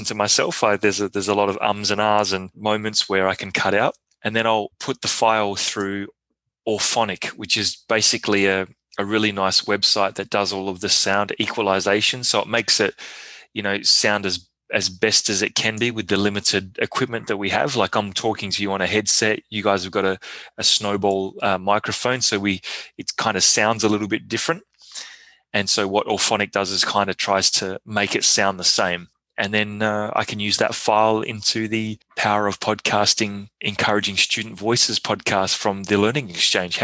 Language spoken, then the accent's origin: English; Australia; now in Montreal, Canada; I'm Aussie